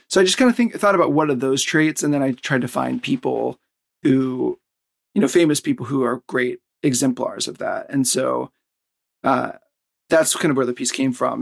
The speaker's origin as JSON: {"language": "English", "region": "the South", "country": "United States", "moved": "yes", "lives_now": "Tokyo, Japan", "said": "I'm from the South"}